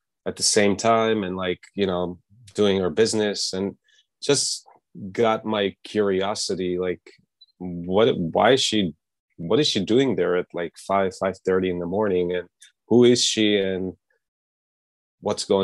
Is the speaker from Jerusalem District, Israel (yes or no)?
no; Netanya, Central District, Israel; also born or lived in Los Angeles; now in New York, United States; my hometown, Netanya, in Israel, which is a small beach town, Mediterranean Sea.